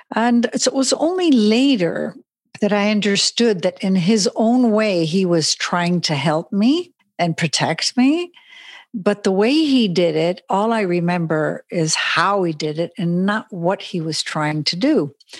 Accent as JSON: {"language": "English", "country": "Switzerland", "tie": "born or raised there", "also_born_or_lived": "Germany / Italy / Spain", "second_language": "English", "lives_now": "Las Vegas, United States", "said": "So I'm a Swiss and American, and I grew up in Europe, Switzerland, Germany, Italy, and Spain. And now recently, since 4 years, I'm in Las Vegas."}